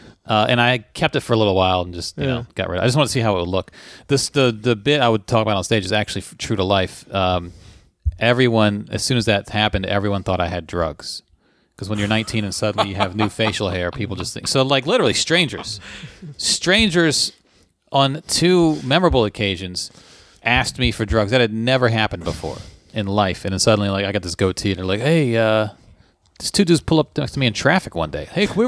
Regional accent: Tyler, Texas, United States; a grocery store chain in my hometown of Tyler

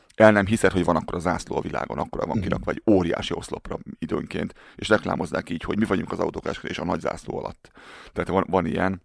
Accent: Hungary; moved away as an adult; also born or lived in Germany; now in Canada; Én nagyon büszke vagyok arra, hogy magyar vagyok.

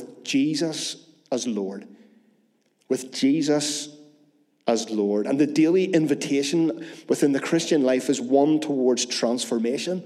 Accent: Northern Ireland, United Kingdom; As Northern Irish people

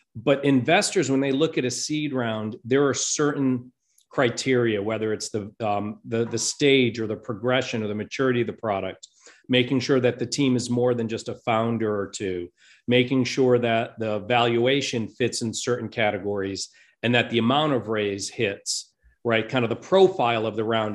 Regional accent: Rhode Island, United States; now in Saint Louis, United States; I grew up on the East Coast in Rhode Island in, uh, in that tiny little state.

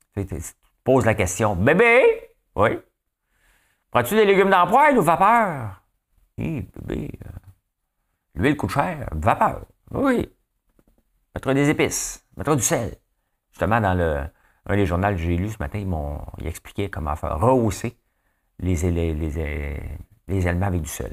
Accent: Notre-Dame-de-la-Paix, Quebec, Canada; moved away; moi, je viens de Notre-Dame-la-Paix

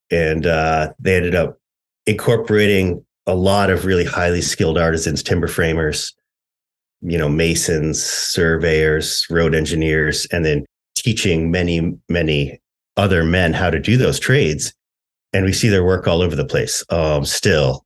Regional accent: Maine, United States; moved away as an adult; also born or lived in Upper Midwest; I grew up in, you know, rural Maine.

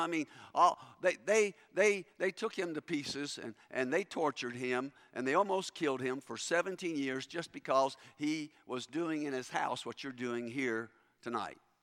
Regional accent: Kentucky, United States; moved away; growing up in Kentucky

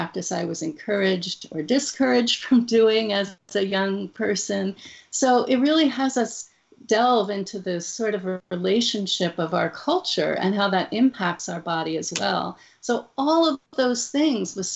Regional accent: New Jersey, United States; I grew up in New Jersey

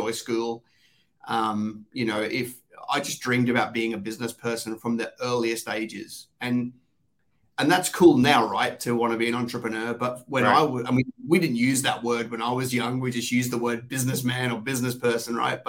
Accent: Australia; accent: Aussie; also born or lived in London, England; I sound Aussie

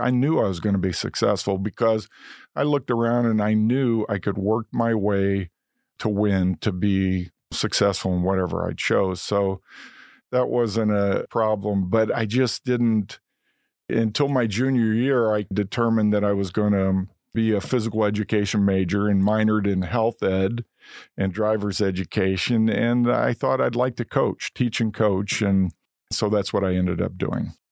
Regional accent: Momence, Illinois, United States; also born or lived in Indiana; grew up in a romance, great town, great people

